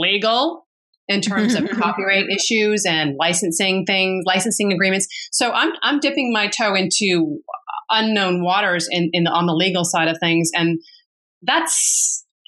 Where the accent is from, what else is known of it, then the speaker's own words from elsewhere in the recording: Massachusetts, United States; moved away as an adult; now in New York City, United States; We grew up very nicely in Massachusetts